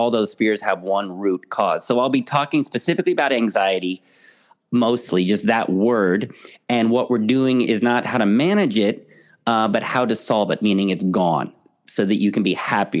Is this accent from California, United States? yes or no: yes; San Francisco, California, United States; moved away as an adult; now in United Kingdom; I am originally from San Francisco